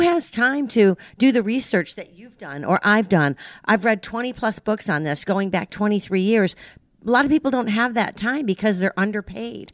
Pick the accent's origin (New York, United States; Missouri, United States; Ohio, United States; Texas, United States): New York, United States; I grew up in New York